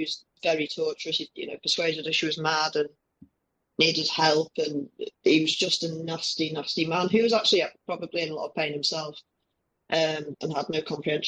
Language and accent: English; Liverpool, North West England, United Kingdom; we had the Toxteth riots when I was growing up in Liverpool.